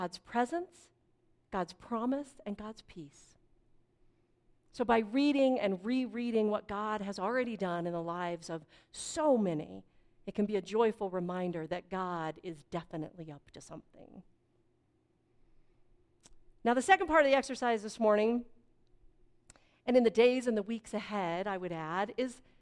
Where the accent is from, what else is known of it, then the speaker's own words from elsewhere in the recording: Fort Collins, Colorado, United States; I grew up in Fort Collins, which for those of you who don't know is just north of Denver on the Front Range